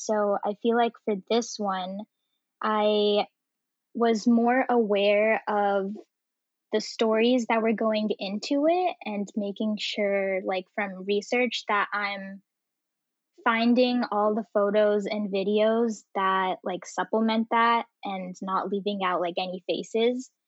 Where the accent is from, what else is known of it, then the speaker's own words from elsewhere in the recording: Bay Area, California, United States; I grew up in the Bay Area